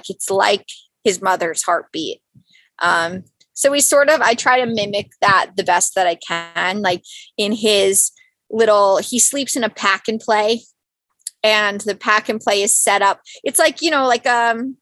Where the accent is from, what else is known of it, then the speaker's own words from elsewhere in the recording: Westchester County, New York, United States; Born and raised in New York.